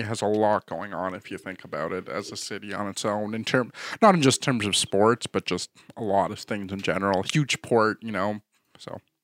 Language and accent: English; Canada; we're too Canadian